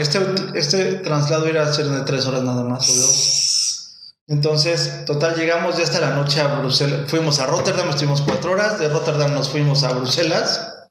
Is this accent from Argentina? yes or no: no; Mexico; first language Spanish; yo nací en México.